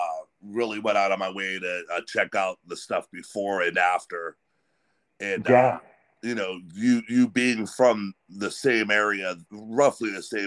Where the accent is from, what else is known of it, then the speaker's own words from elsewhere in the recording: Sharon, Pennsylvania, United States; also born or lived in New Castle, Pennsylvania; I grew up in Sharon, Pennsylvania.